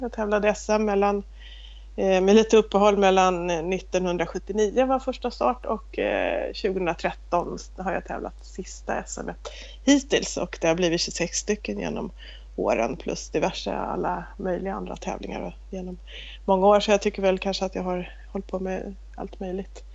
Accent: Stockholm, Stockholm County, Sweden; moved away as an adult; now in Småland, Sweden; jag kommer ursprungligen från Stockholm men har bott här nere, nu är det snart 25 år som jag bott på den här gården.

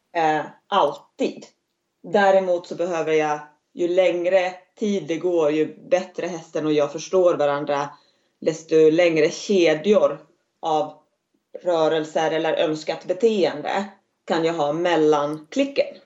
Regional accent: Finland; moved away as an adult; now in Västerhaninge, Sweden; jag är född i Finland eh, men flyttade för islandshästarnas skull till Sverige för att lära mig mera

